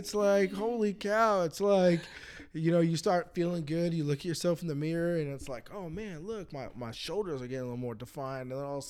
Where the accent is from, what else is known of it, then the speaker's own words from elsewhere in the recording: United States; I'm an American